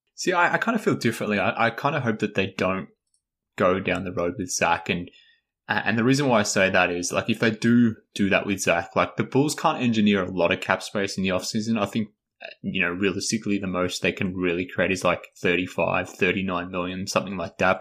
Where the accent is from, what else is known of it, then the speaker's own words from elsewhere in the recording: Australia; accent: Australian; I am Australian